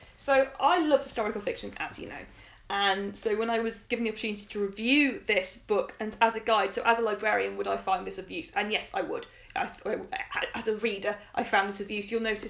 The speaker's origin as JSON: {"language": "English", "region": "England", "country": "United Kingdom", "tie": "born or raised there", "said": "as an English kid you kind of learn your kings and queens"}